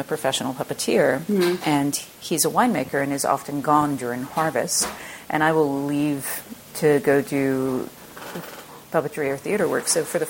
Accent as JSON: {"language": "English", "region": "Southern United States", "country": "United States", "said": "I am from the South, and I almost never see in mainstream media a Southern woman in the sciences."}